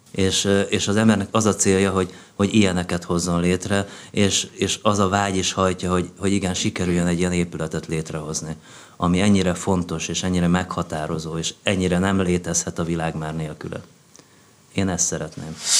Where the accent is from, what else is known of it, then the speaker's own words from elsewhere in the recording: Hungary; now in Budapest, Hungary; én egy olyan családba születtem, amelyik még Freud előtt élt. Tehát ugye, nagyjából ugye ez a vidéki Magyarország a 60-as években